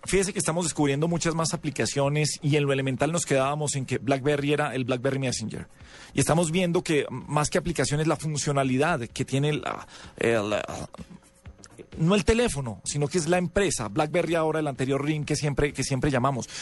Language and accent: Spanish; Colombia; en Colombia estamos acostumbrados a juzgar el teléfono